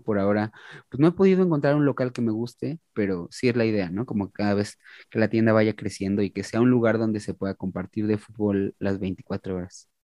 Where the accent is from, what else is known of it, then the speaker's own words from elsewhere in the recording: Mexico; como mexicano